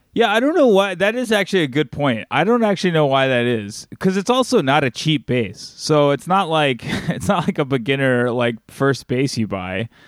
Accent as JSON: {"language": "English", "region": "Alabama", "country": "United States", "moved": "yes", "said": "I'm from the South, like, uh, you know, I'm from Alabama originally"}